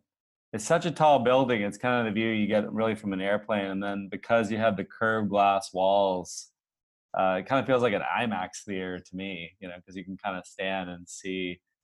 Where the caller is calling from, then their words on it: San Francisco, California, United States; I'm in Salesforce Tower right now.